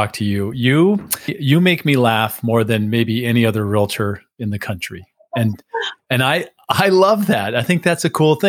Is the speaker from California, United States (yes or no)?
yes; San Diego, California, United States; I grew up in San Diego. So I had a rivalry with your city growing up in San Diego.